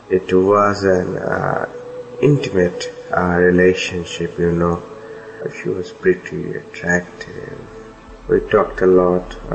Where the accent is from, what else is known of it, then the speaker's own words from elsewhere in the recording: Kolkata, West Bengal, India; I'm 33 years old. I am from Kolkata, India.